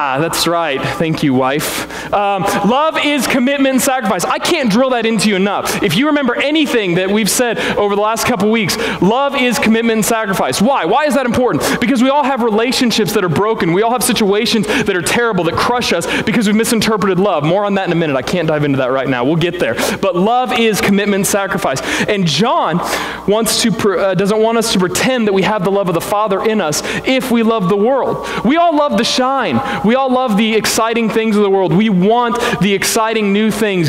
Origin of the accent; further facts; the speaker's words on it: Springfield, Missouri, United States; I'm from Springfield, Spring Vegas, right? And, uh, and so everything down there is the Ozarks